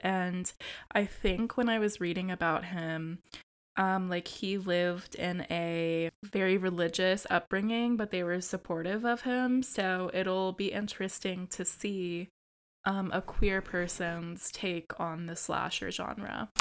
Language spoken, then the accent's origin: English; United States; your American co-host